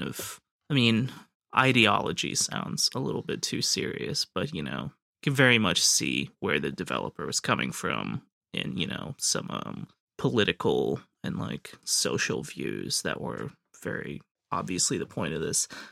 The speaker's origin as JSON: {"language": "English", "country": "United States", "said": "speaking as an American"}